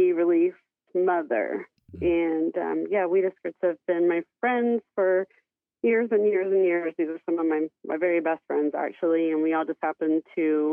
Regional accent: Chandler, Oklahoma, United States; now in Kansas, United States; my hometown of Chandler

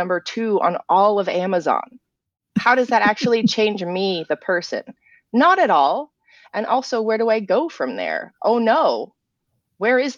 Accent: England, United Kingdom; now in United States; growing up in England, I grew up with a different sense of history than a lot of Americans do.

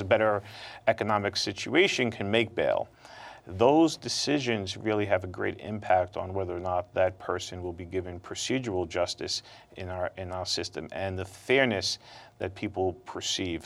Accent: New York City, New York, United States; growing up in Brooklyn

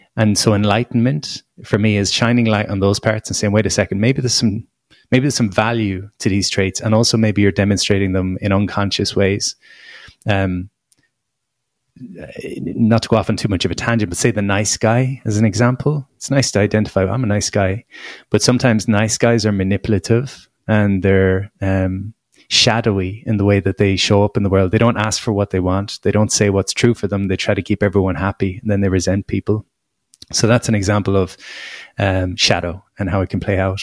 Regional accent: Ireland; as an Irish person

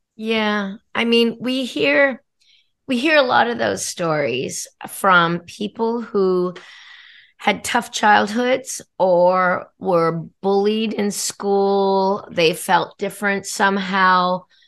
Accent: Australia; moved away; I was born in Australia

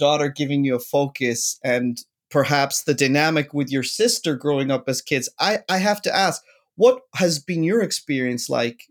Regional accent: Ireland; moved away; I grew up in Ireland

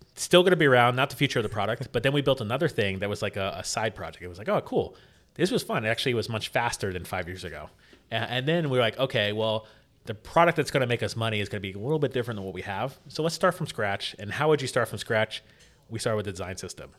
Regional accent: St. Petersburg, Florida, United States; in my hometown actually in st pete

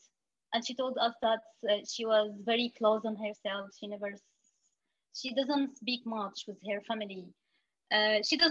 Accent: Syria; now in Lebanon; we used to be afraid telling people like I am from Syria.

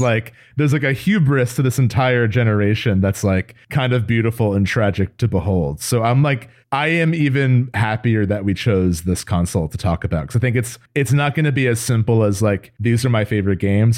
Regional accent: New Jersey, United States; we grew up in Jersey

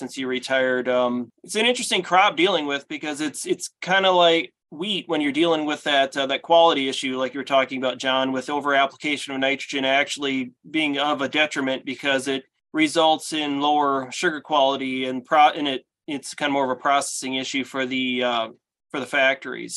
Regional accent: Iowa, United States; growing up in Iowa

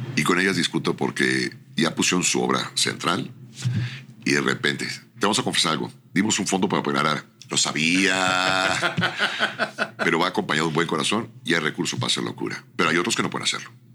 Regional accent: Mexico; Creo en México, soy mexicano, amo mi tierra

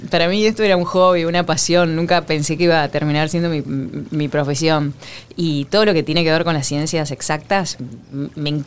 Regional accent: Rosario, Santa Fe, Argentina; Además soy muy rosarina

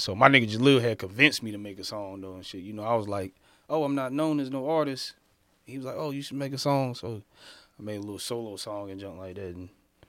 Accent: Fayetteville, North Carolina, United States; Fayetteville, North Carolina.

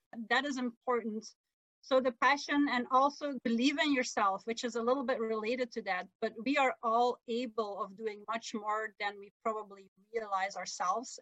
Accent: Belgium; first language Dutch; English is a second language; moved away as an adult; now in North America; my native language is Dutch. And English is not really um, a national language in our country. We have yeah. you know, three languages, Dutch, French, and German.

